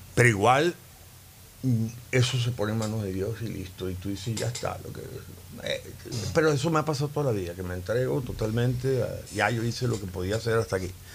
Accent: Valencia, Carabobo, Venezuela; moved away as an adult; also born or lived in Caracas; En Valencia, mi infancia y mi preadolescencia y mi adolescencia

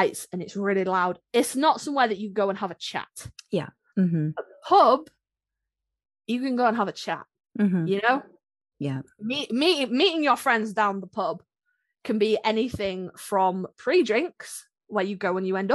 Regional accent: United Kingdom

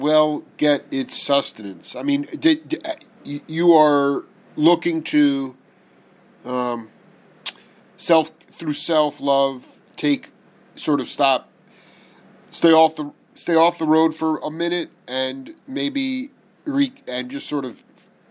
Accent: Long Island, New York, United States; I was raised in Long Island

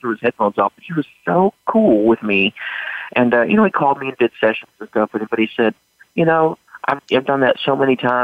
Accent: Bossier City, Louisiana, United States; moved away; we got planted in Shreveport, Louisiana, Bossier City. And I didn't have to travel that much. Until then, we did a lot of traveling. And then I got to stay planted there and go through school, all through high school there

